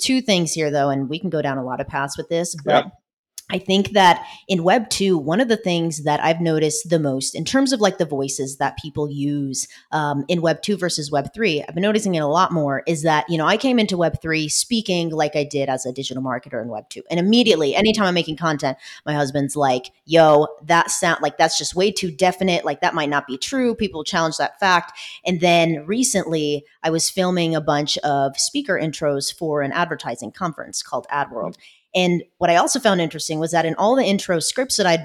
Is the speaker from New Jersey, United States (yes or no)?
no; Irvine, California, United States; moved away as an adult; now in Hollywood, Florida, United States; I grew up in Orange County, California